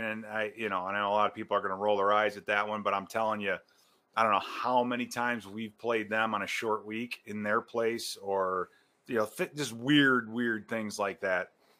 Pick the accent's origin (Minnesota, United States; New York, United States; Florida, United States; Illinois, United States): Illinois, United States; Chicago; I grew up in Chicago, right?